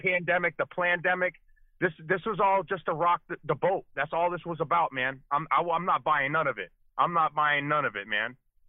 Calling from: Massachusetts, United States; I'm calling from Massachusetts, bud.

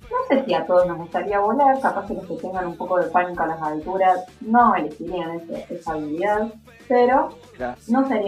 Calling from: Córdoba, Argentina; Quiero participar por el sorteo … de Córdoba Capital.

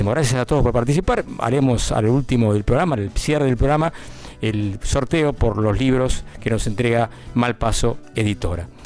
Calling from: Varela, Buenos Aires, Argentina; de Varela

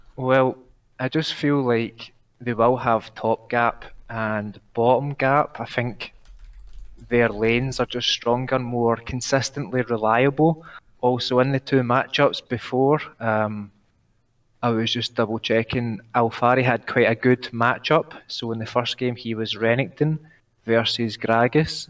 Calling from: Scotland, United Kingdom; I'm calling from Scotland. I live just outside of Glasgow

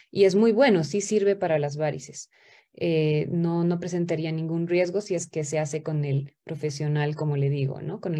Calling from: La Paz, Bolivia; Buenas noches, yo soy boliviana acá desde La Paz.

